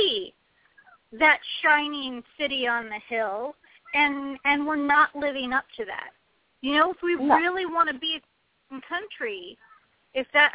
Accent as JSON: {"language": "English", "country": "United States", "tie": "born or raised there", "said": "I was born in this country and I grew up being taught about the rights and responsibilities of being an American citizen"}